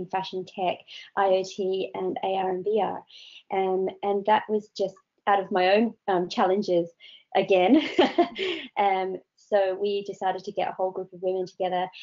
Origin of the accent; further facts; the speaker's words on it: Australia; now in United Kingdom; I come from Australia, so I know what it's like in 45 degrees